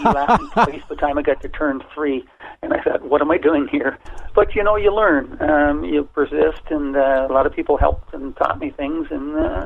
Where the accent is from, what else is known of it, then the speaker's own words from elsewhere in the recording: Toronto, Ontario, Canada; I grew up in Toronto